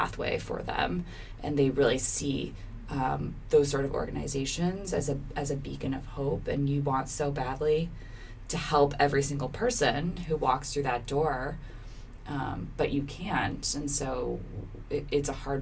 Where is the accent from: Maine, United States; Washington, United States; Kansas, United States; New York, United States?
Maine, United States; Cape Elizabeth; I grew up right outside of Portland, actually, in a town called Cape Elizabeth.